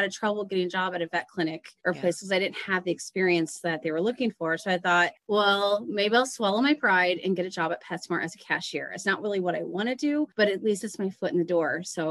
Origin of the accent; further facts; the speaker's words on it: Dayton, Ohio, United States; also born or lived in Columbus, Ohio; I grew up in Dayton and I moved to Columbus